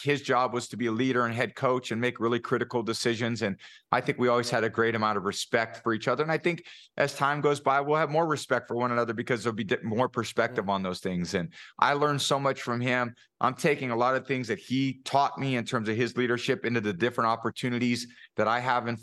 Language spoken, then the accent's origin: English; Bay Area, California, United States; I grew up in the Bay Area